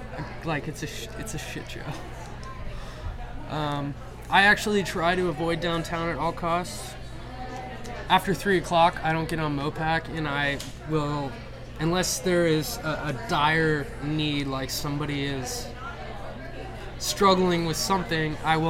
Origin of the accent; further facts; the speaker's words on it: Austin, Texas, United States; I was born and raised in Austin. Actually, I was delivered at Seton Hospital over Rough Medical.